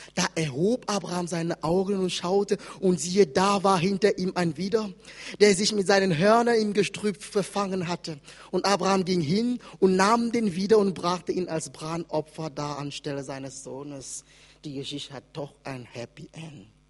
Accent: Wiesbaden, Hesse, Germany; in Hessen, da wo ich herkomme, in Wiesbaden

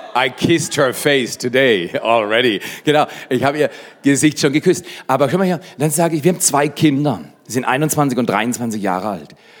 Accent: Black Forest, Baden-Württemberg, Germany; bei uns im Schwarzwald

